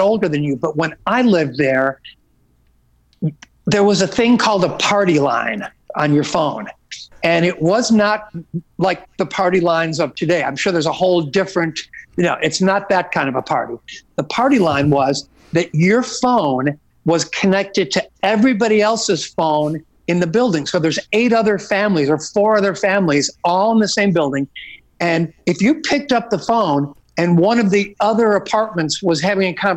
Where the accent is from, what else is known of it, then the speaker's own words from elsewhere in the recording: Hometown, Illinois, United States; moved away; growing up in the Oak Lawn Hometown area